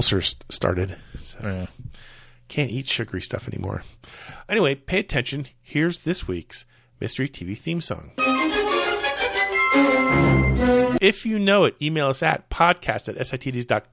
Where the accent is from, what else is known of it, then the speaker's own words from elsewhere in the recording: Clearwater, Florida, United States; moved away; my hometown of Clearwater, Florida